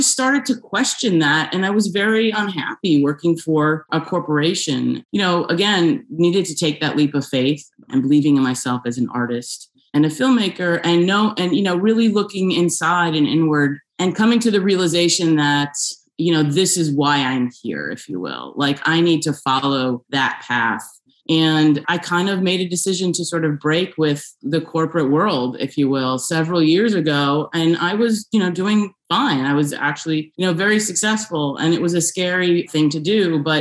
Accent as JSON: {"language": "English", "region": "outside New York City", "country": "United States", "tie": "born or raised there", "also_born_or_lived": "Buffalo, New York / Rochester, New York / Los Angeles, California", "moved": "as an adult", "lives_now": "California, United States", "said": "I was born right outside of New York City and grew up there, went to school in upstate New York in Buffalo and Rochester"}